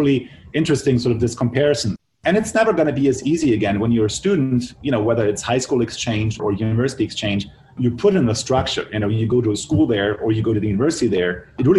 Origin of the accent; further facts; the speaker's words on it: Germany; moved away as an adult; now in Pittsburgh, United States; I'm from Germany